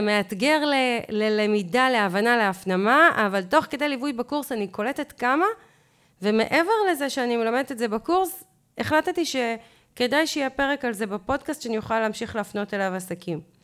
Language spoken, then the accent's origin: Hebrew; Israel; אנחנו ישראלים